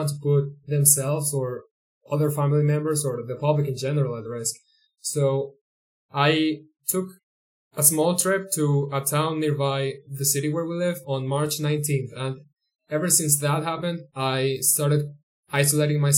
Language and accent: English; Colombia; first language Spanish; English is a second language; we are from Colombia and we should totally be doing this in Spanish because it's our first language